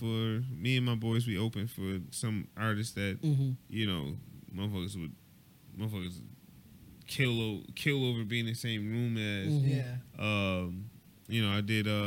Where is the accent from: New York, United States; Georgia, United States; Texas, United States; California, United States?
New York, United States; Buffalo; I'm from Buffalo